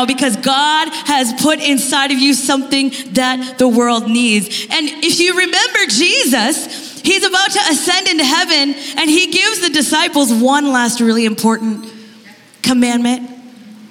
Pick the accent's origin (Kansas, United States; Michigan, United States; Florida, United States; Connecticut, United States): Kansas, United States; moved away as an adult; now in Bellevue, United States; We're Midwest people. I'm from Kansas